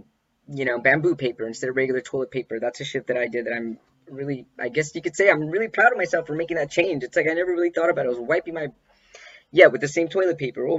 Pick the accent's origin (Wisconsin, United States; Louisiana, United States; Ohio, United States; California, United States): California, United States; Los Angeles; Los Angeles. Yeah, my hometown.